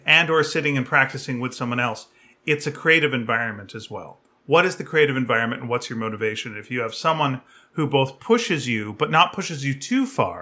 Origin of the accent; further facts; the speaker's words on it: Delta, British Columbia, Canada; moved away; when I was growing up in North Delta